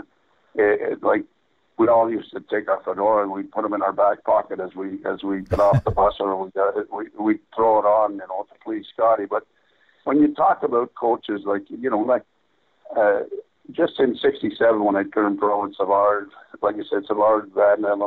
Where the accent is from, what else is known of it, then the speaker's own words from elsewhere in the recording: Montreal, Quebec, Canada; I grew up in the west, you know, the west end of Montreal. It's an area called Notre-Dame-de-Grâce, or abbreviated NDG.